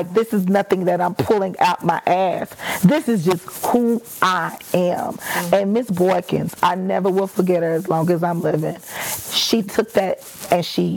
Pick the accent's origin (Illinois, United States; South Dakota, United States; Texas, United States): Texas, United States; Dallas; moved away; I could actually go back to Dallas and find certain teachers